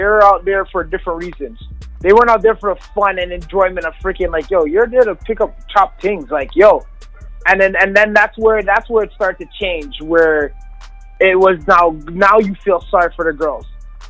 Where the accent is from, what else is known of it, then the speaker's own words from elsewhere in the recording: Brooklyn, New York, United States; accent: New York; My New York twang got on really good. I was straight from Brooklyn.